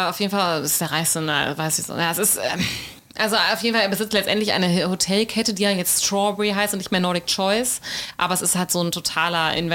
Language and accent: German; Ålesund, Møre og Romsdal, Norway; Ålesund, wo ich herkomme, Hemsedal, wo die Hütte steht, Numedal, wo mein Mann äh, einen Bauernhof hat